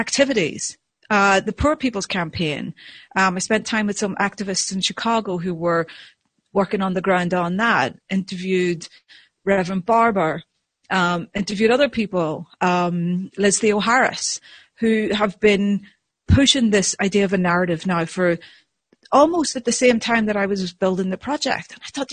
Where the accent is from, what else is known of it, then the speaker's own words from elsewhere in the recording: Ireland; as an Irish person, you know, I was brought up to talk and tell stories and, you know, and yabber